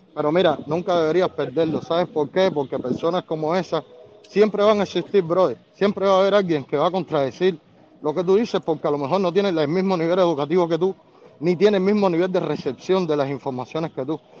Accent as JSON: {"language": "Spanish", "country": "Cuba", "also_born_or_lived": "Costa Rica", "moved": "as an adult", "lives_now": "United States", "said": "los cubanos, es que muchos llegamos aquí con desconocimiento totales"}